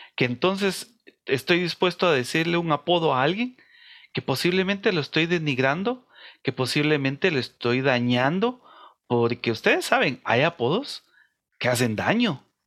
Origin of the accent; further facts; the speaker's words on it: Guatemala; nosotros somos de una sociedad de, eh, guatemalteca